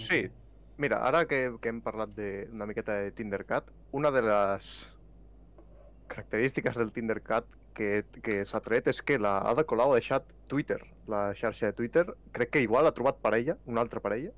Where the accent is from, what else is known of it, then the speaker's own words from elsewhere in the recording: Catalonia, Spain; com a bon català